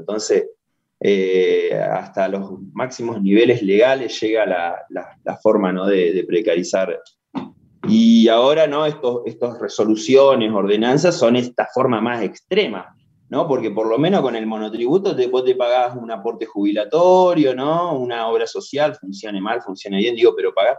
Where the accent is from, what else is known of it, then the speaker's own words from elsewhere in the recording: Junín de los Andes, Neuquén, Argentina; Yo soy de Junín de los Andes